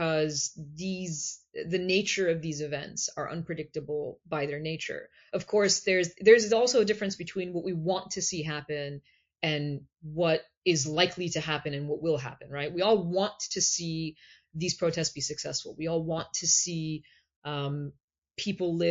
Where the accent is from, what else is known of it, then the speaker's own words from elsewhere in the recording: United States; I'm Iranian American. I was born and raised in the United States